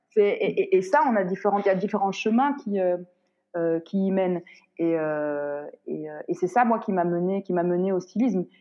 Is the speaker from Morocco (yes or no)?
yes; Morocco; moved away; je suis marocaine